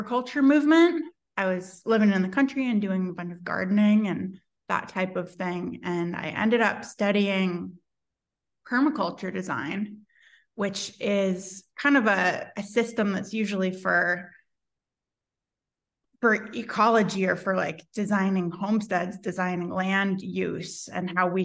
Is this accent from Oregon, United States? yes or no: yes; Portland, Oregon, United States; now in Eugene, United States; I'm from Portland originally, so I'm more on the Blazers side of things.